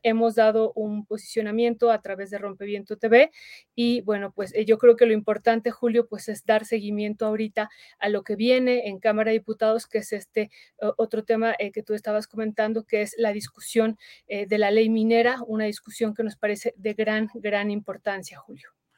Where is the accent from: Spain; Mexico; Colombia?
Mexico; nosotros votamos también como mexicanos